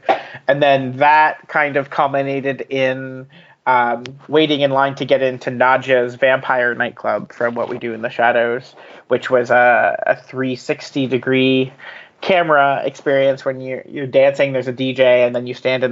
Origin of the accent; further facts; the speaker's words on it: United Kingdom; I'm British